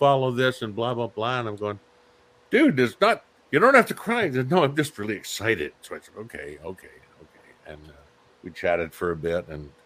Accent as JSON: {"language": "English", "area": "Cornwall", "region": "South West England", "country": "United Kingdom", "tie": "born or raised there", "moved": "yes", "said": "from my home, well, not my hometown, but very close to my hometown down in Cornwall"}